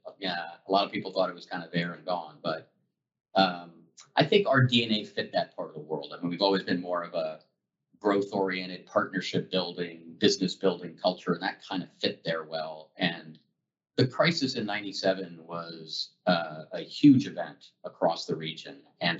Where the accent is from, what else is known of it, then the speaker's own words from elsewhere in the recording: Dallas, Texas, United States; also born or lived in Colorado / New York / New Jersey / Oklahoma; I was born in Colorado. I bounced around New York, New Jersey, Oklahoma. I grew up in Texas, Dallas, went to school at UT Austin.